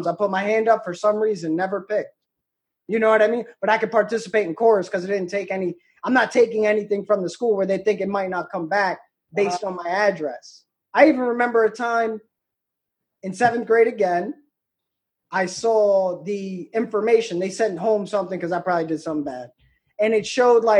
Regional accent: Davies, New York, United States; I'm from Davies, where I live

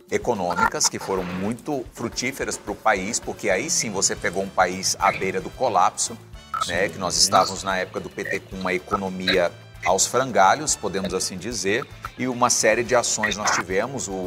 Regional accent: Brazil

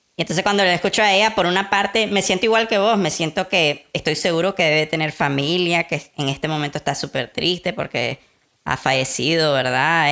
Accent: Nicaragua; somos nicaragüenses, somos hijos de Sandino

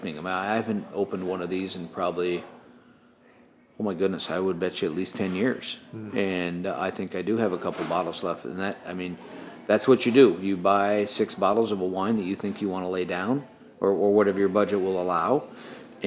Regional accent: Texas, United States; I'm from Texas

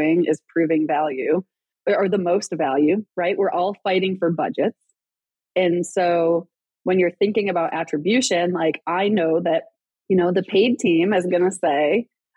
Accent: Rochester, New York, United States; accent: Rochester accent; moved away; I grew up in Rochester, New York, and I don't know if people like know, like there's a Rochester accent

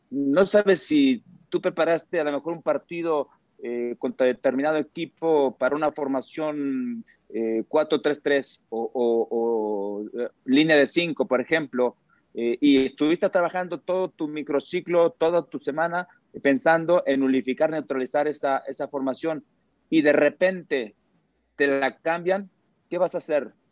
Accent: Mexico; Mira, yo, porque soy mexicano, porque quiero que nos vaya bien, tengo confianza.

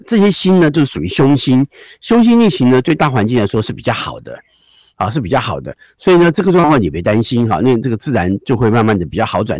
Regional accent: Taiwan; 我们就是台湾人讲老还颠呐

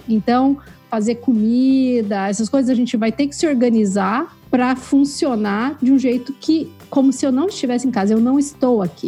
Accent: Curitiba, Paraná, Brazil; also born or lived in Vancouver / Quebec; now in Kingston, Canada; eu sou curitibana

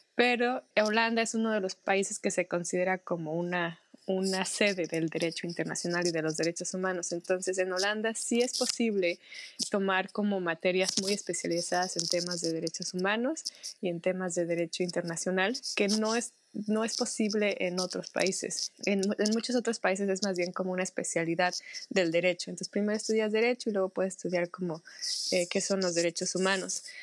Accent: Mexico; also born or lived in Netherlands; soy mexicana, tengo 31 años

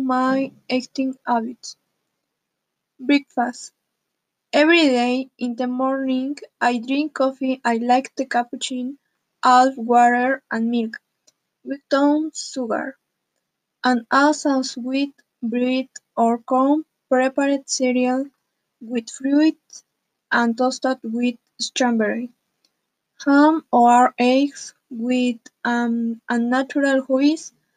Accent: Atlixco, Puebla, Mexico; English is a second language; I am 15 years old and I am from Atlixco.

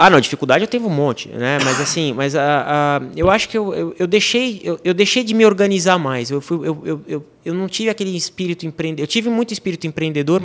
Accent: Brazil; moved away as an adult; now in France; eu sou um brasileiro que chegou na França

